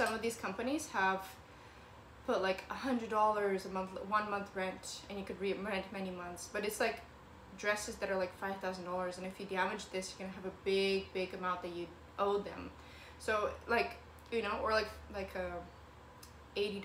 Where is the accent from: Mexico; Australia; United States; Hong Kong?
United States; Kent, Washington; also born or lived in Ukraine / Federal Way, Washington; now in Seattle, United States; I was born in Ukraine and I moved over to America, and then we moved to Kent and Federway and then back to Kent